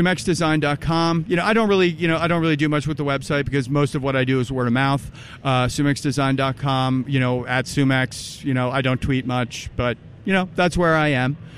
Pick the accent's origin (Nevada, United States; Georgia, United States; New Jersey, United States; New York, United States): New Jersey, United States; also born or lived in Massachusetts; now in New Hampshire, United States; I'm originally from New Jersey, yep. born and bred. Well, I was actually born in Mass, so I'm a masshole, but also from New Jersey. Then moved to New Hampshire